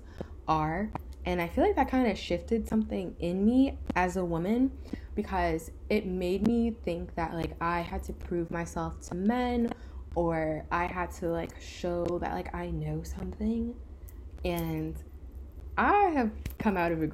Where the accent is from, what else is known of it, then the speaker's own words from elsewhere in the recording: Rockland County, New York, United States; my little Rockland County suburban girl self